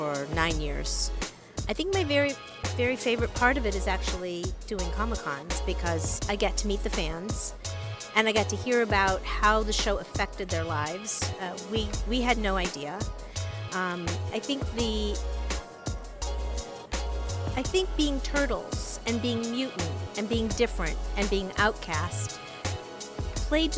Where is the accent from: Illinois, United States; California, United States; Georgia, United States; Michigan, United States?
Michigan, United States; East Lansing; also born or lived in Chicago; I was born in Chicago, but I actually came here when I was 2 years old. Grew up in East Lansing, Michigan